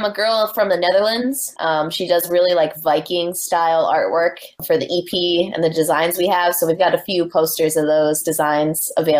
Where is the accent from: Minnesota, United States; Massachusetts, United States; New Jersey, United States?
Massachusetts, United States; New Bedford; In New Bedford, which is my home. I was born and raised in New Bedford